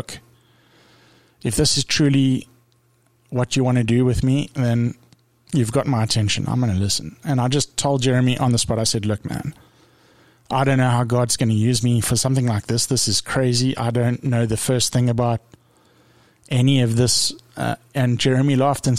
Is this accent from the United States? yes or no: no; South Africa; moved away; I came from South Africa where we really struggled